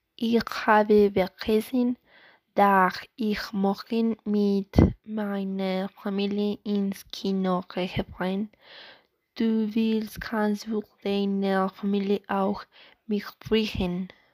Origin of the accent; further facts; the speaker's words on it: Pereira, Risaralda, Colombia; German is a second language; now in Sogamoso, Colombia; Ich wohne in Sogamoso, aber in Pereira geboren